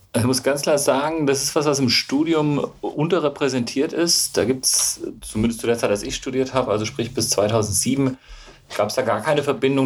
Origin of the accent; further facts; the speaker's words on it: Gießen, Hesse, Germany; moved away as an adult; now in Freiburg, Germany; Ich komme ursprünglich aus Gießen, das ist im schönen Mittelhessen